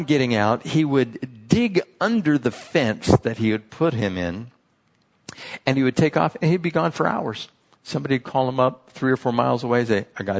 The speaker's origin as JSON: {"language": "English", "town": "San Diego", "region": "California", "country": "United States", "said": "I was from San Diego"}